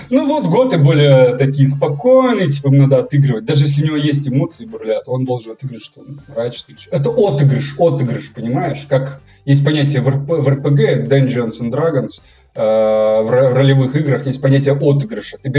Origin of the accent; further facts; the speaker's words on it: Russia; Я говорю, вы идиоты, я же осетин.